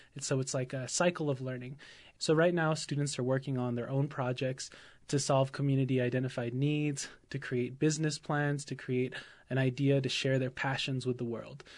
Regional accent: Oklahoma, United States; I'm absentee Shawnee from Oklahoma

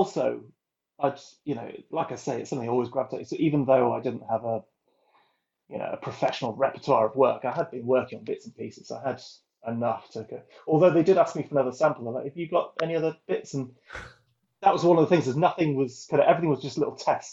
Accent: North Wales, United Kingdom; moved away; I'm from North Wales originally, which is a very rural landscape

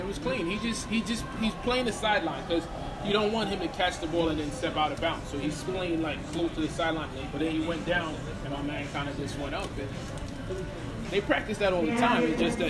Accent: New York, United States; Born and raised in New York. I'm born like 2 miles from here.

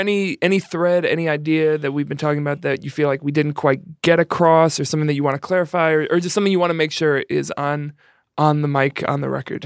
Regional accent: New York, United States; I'm from New York

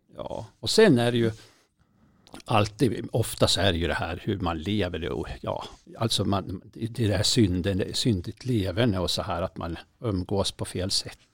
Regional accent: Berg, Jämtland, Sweden; det är ju från Berg. Det är ju liksom mina hemtrakter

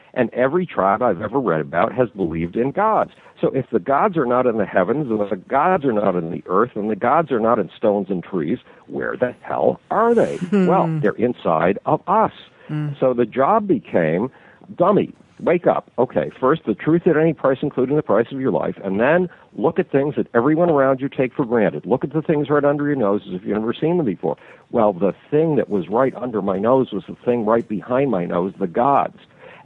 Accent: Buffalo, New York, United States; nobody wanted me in my hometown, Buffalo, New York

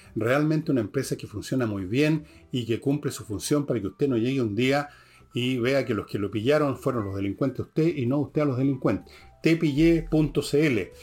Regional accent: Chile; nosotros los chilenos

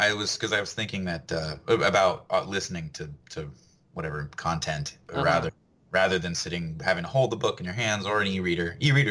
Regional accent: Orlando, Florida, United States; born or raised there; also born or lived in Fort Myers, Florida

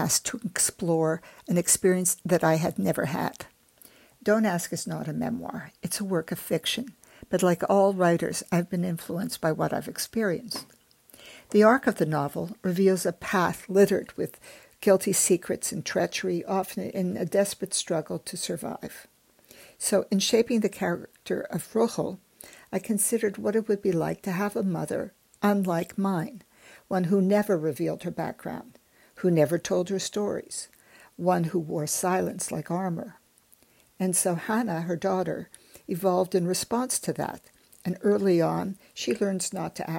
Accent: Montreal, Quebec, Canada; born or raised there; also born or lived in Germany

